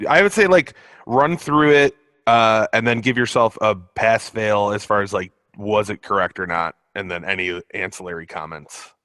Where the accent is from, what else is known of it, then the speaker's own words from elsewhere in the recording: Illinois, United States; my home state of Illinois